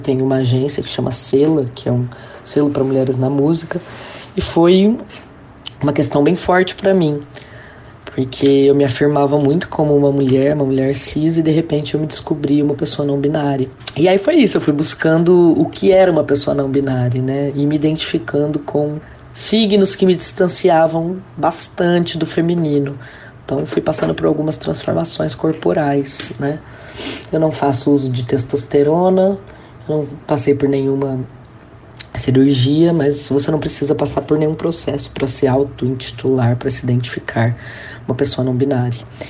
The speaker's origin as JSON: {"language": "Portuguese", "town": "Ribeirão Preto", "region": "São Paulo", "country": "Brazil", "tie": "born or raised there", "said": "voltar pra minha cidade natal, Ribeirão Preto"}